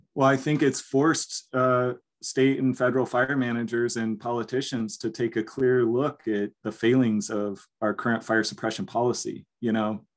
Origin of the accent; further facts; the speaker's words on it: Forks of Salmon, California, United States; So I was born and raised in Forks of Salmon here in, in the, the Salmon River, which is a tributary to the Klamath